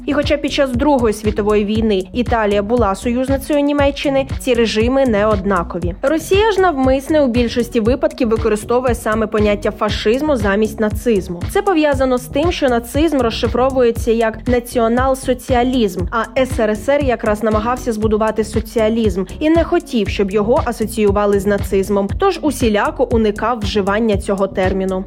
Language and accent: Ukrainian; Ukraine; Ми з України